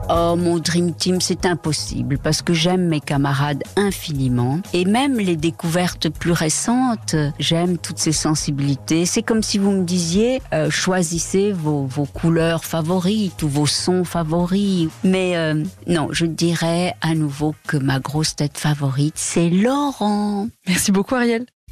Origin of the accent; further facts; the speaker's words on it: Mexico; first language Spanish; French is a second language; moved away as an adult; now in France; je parle très bien l'espagnol et que c'est ma première langue et que j'ai vécu 18 ans au Mexique